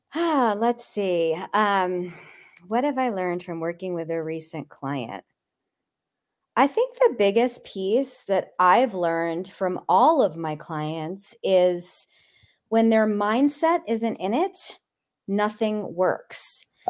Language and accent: English; East Coast, United States; I grew up in the East Coast